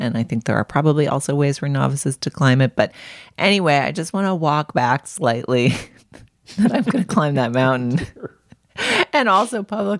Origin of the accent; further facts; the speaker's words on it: New England, United States; I grew up in New England.